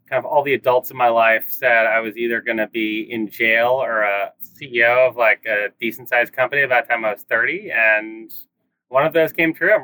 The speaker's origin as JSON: {"language": "English", "town": "Cambridge", "region": "Massachusetts", "country": "United States", "tie": "born or raised there", "moved": "yes", "lives_now": "Oakland, United States", "said": "I grew up in Cambridge, Mass, equidistant between MIT and Harvard, which, you know, is a interesting place to grow up, right? You know, a very non-standard place, you know, parents, classic academics in that kind of area."}